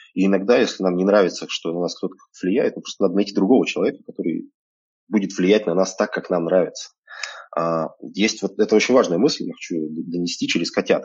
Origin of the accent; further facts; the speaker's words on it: Krasnoyarsk, Krasnoyarsk Krai, Russia; moved away as an adult; also born or lived in Moscow; now in Barcelona, Spain; Я когда-то родился в Красноярске, а сейчас мне 36